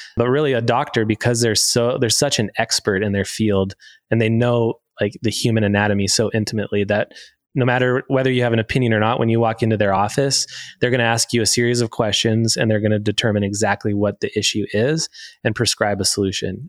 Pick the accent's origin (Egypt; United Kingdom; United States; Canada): Canada; Sarnia, Ontario; now in Alberta, Canada; I'm from Ontario, a little place called Sarnia, Ontario, right are by the border.